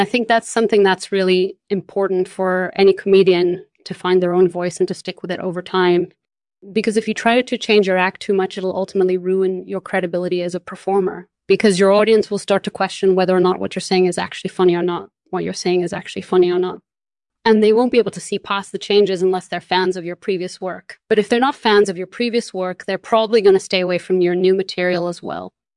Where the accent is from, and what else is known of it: Brazil; born or raised there; moved away as an adult; also born or lived in Spain; now in Netherlands